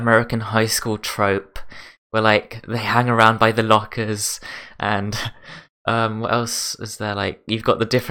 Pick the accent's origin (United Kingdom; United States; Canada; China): United Kingdom; we collectively as British people